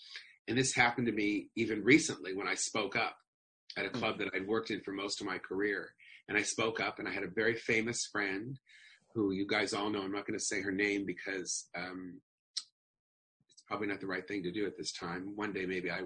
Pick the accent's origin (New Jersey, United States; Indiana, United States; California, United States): California, United States; Los Angeles; I grew up in Los Angeles, right near the May Company.